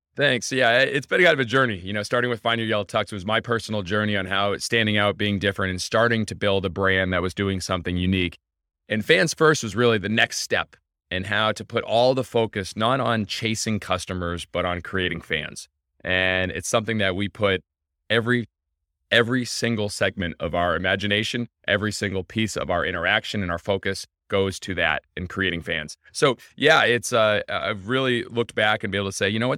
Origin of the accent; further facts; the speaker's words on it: Scituate, Massachusetts, United States; I'm from Situate, Massachusetts